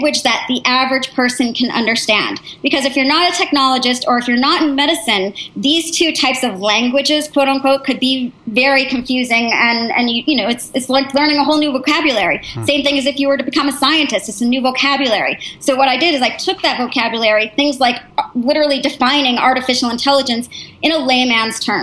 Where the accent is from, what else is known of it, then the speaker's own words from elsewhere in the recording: United States; also born or lived in New Hampshire / Massachusetts; now in Palo Alto, United States; because I'm from New Hampshire and Massachusetts, I went to boarding school